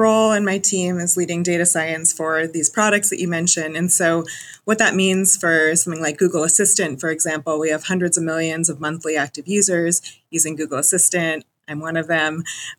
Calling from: Seattle, Washington, United States

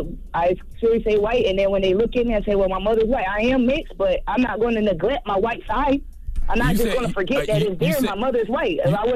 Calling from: Fayetteville, United States; Good morning. I'm calling from Fayetteville.

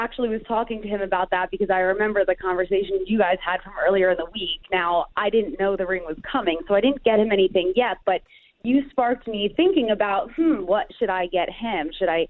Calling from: Pittsburgh, Pennsylvania, United States

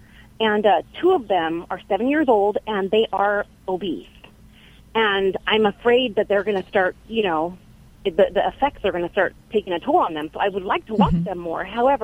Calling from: Biola, California, United States; also born or lived in Fresno, California; I'm calling from Biola, California.

